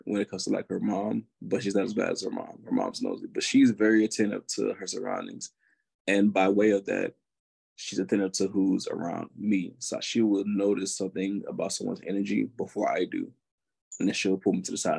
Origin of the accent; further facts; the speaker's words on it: Augusta, Georgia, United States; moved away as an adult; now in Wisconsin, United States; I am from Augusta, Georgia